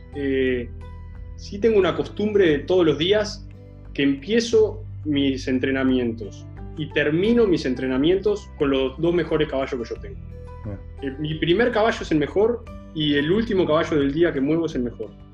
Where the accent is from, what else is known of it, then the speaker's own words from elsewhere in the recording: Uruguay; acá en Uruguay